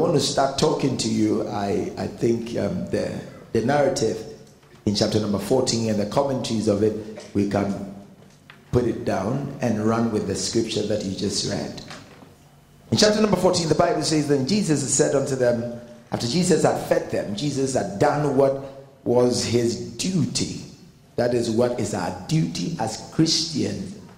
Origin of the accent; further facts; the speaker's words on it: Ghana; I am not an Englishman. Never. I mean, I am a Ghanaian